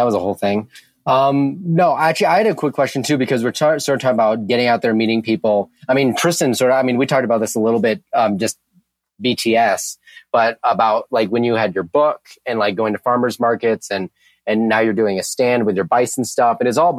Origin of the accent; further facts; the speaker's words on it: Midland, Kansas, United States; moved away; I grew up in Midland, Kansas, really small town.